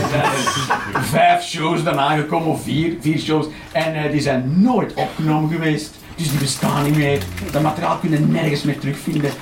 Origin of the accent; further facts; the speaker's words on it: Flanders, Belgium; Als echte Vlaming